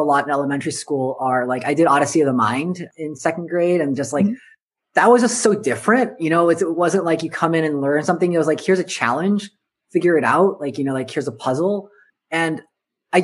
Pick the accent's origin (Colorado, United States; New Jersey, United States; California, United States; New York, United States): California, United States; Southern; I grew up in Southern California.